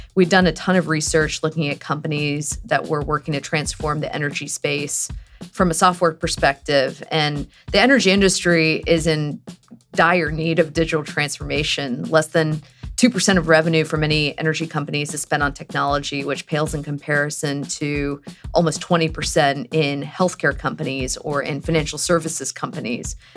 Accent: Houston, Texas, United States; moved away; I'm actually from Houston, Texas

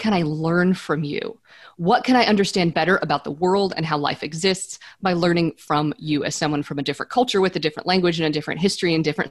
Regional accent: central United States, Midwest, United States; I grew up in Central America or central part of the United States.

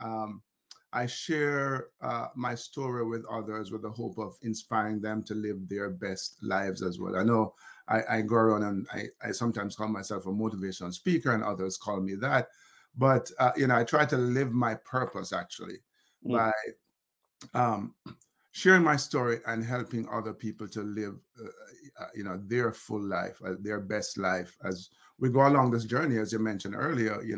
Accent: Kingston, Jamaica; growing up in Olympic Gardens

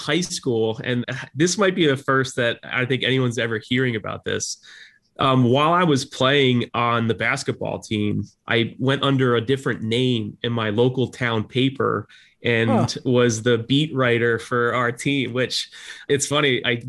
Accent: Sea Girt, New Jersey, United States; So I'm actually reporting live from Seagirt as well, because it's which is, if you're not familiar, it's a postage stamp.

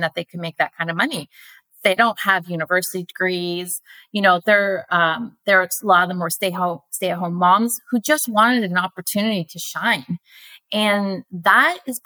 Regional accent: Canada; my hometown

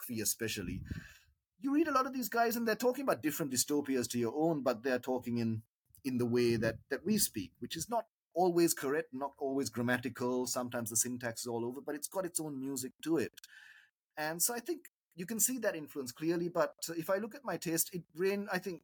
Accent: Sri Lanka; as a Sri Lankan writer

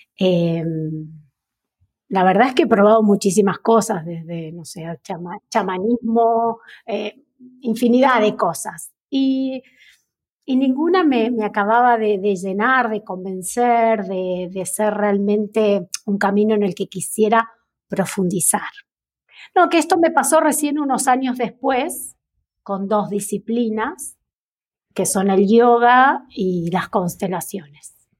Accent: Neuquén, Argentina; also born or lived in La Plata, Buenos Aires / northern Buenos Aires Province / Buenos Aires; a mis ocho años me vine a Neuquén, que es la provincia de mi madre. Y ya aquí pasé casi toda la escolarización

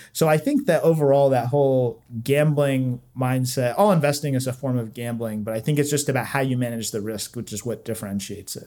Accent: Southeast Virginia, United States; moved away as an adult; now in Washington, DC, United States; I grew up in Southeast Virginia

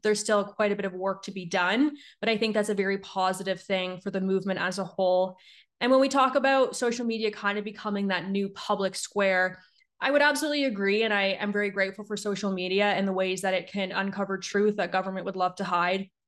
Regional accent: Niagara region, Ontario, Canada; moved away as an adult; also born or lived in Ottawa; now in Calgary, Canada; I grew up in Niagara. I grew up right in between, like, Ontario and, like, Erie

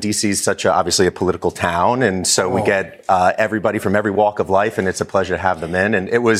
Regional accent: Westfield, New Jersey, United States; moved away; also born or lived in New York; a love letter to my youth growing up in Jersey and New York. So Italian-American.

